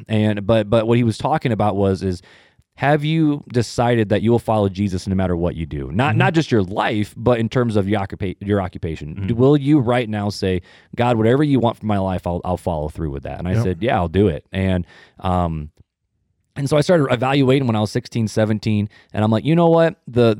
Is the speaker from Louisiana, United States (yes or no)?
no; Hammond, Indiana, United States; also born or lived in Highland, Indiana; I'm originally from Northwest Indiana, from the armpit.